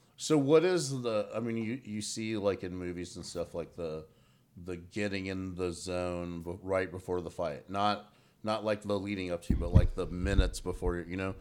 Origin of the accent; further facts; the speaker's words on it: Bossier City, Louisiana, United States; now in Atlanta, United States; was born in Bossier City.